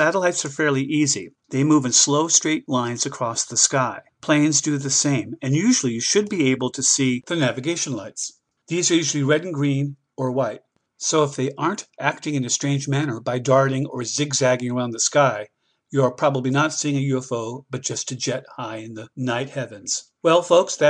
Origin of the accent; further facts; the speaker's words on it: North Carolina, United States; my home state of North Carolina